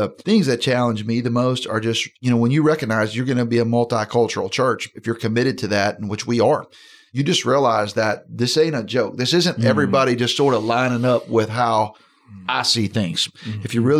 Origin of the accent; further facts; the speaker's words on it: United States; I'm an American. I was right. in the Army. My kids are in the Army.